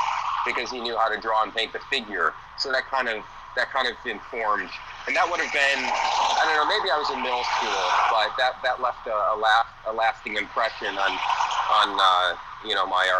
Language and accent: English; Michigan, United States; moved away as an adult; now in San Francisco, United States; I live in San Francisco, and originally from Michigan, but I've been in San Francisco for the last 11 years